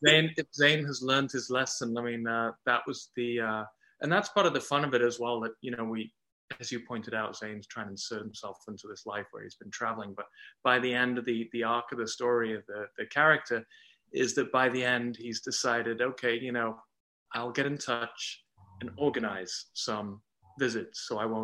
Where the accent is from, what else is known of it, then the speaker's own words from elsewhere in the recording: England, United Kingdom; accent: English; now in Canada; people see the English as being the accent that I'm putting on, but this is my normal accent.